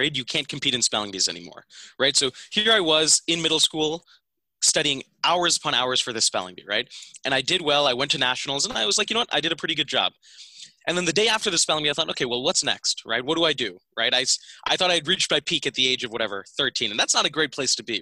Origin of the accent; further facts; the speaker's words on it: Philadelphia, Pennsylvania, United States; I grew up here and I spent basically from first grade all the way up until I went to college right here in Pennsylvania.